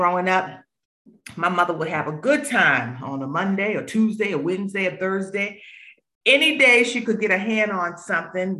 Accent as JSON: {"language": "English", "town": "Boston", "region": "Massachusetts", "country": "United States", "tie": "born or raised there", "moved": "as an adult", "lives_now": "Charlotte, United States", "said": "growing up in Roxbury, there were a lot of challenges and influences"}